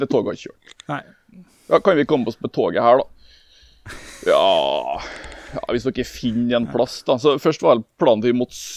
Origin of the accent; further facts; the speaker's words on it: Norway; vi kommer fra Norge.